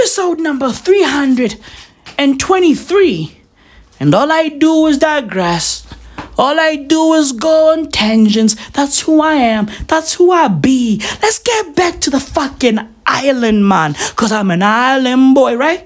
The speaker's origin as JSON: {"language": "English", "country": "South Africa", "said": "I'm from South Africa"}